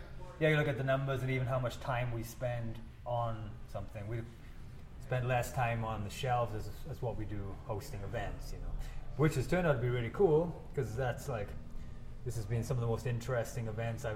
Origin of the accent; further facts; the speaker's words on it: Wales, United Kingdom; moved away as an adult; now in United States; I'm Welsh